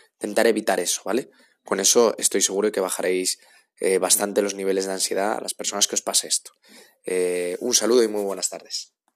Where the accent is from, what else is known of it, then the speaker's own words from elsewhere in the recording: Asturias, Spain; now in Madrid, Spain; yo vivo en Madrid, pero soy de Asturias